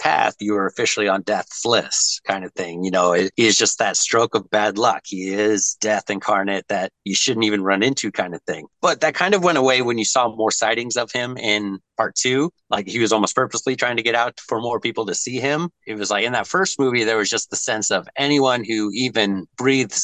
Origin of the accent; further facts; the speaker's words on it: United States; as an American